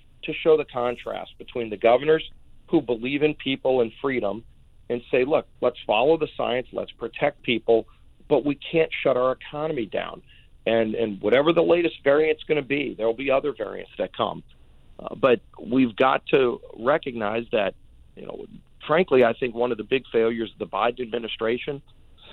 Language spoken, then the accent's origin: English; Louisiana, United States; my home state of Louisiana